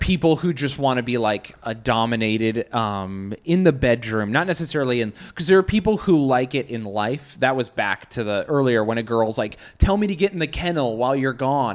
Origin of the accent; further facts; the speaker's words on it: Salt Lake City, Utah, United States; now in New York, United States; I'm from Salt Lake.